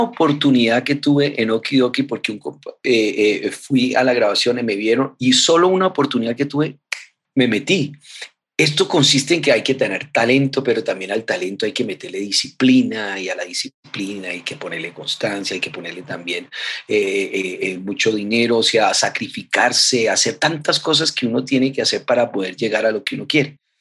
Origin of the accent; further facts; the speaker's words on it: Colombia; Nosotros aquí en Colombia